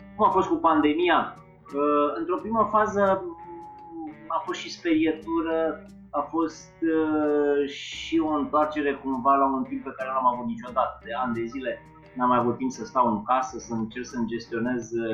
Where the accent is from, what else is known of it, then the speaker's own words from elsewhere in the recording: Drobeta-Turnu Severin, Mehedinți County, Romania; moved away as an adult; Eu sunt născut în turnul Severin și până la 19 ani am locuit acolo